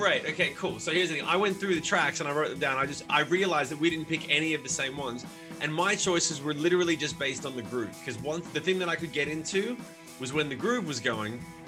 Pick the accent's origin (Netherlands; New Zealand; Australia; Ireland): Australia; Sydney, New South Wales; now in United States; I grew up in Sydney